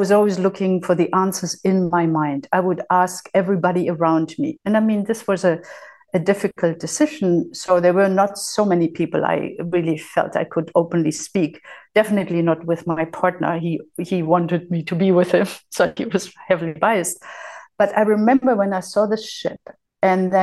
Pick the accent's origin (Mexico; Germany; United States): Germany; moved away as an adult; also born or lived in Spain / Lanzarote, Spain; So I had been born and raised in Germany